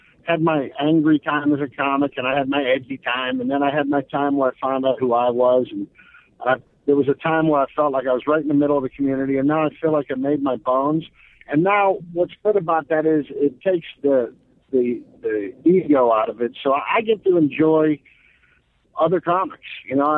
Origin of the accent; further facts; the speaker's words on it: Pittsburgh, Pennsylvania, United States; moved away; I had gone back to Pittsburgh to play my hometown for the first time